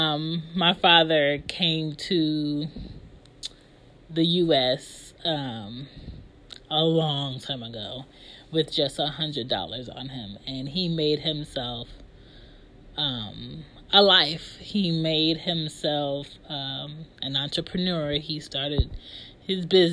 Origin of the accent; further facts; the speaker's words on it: Philadelphia, Pennsylvania, United States; I was born in Philadelphia, Delaware County, in 87